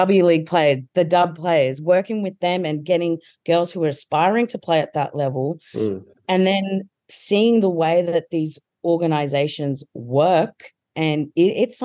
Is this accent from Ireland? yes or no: no; Australia; as an Australian football fan